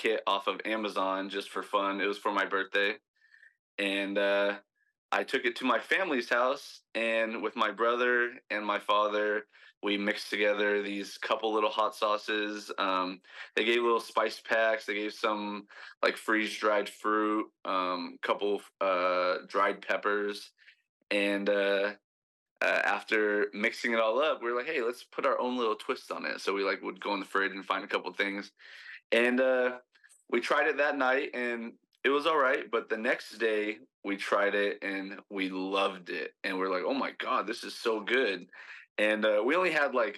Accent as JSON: {"language": "English", "town": "San Diego", "region": "California", "country": "United States", "moved": "as an adult", "lives_now": "Hawaii, United States", "said": "I'm originally from San Diego"}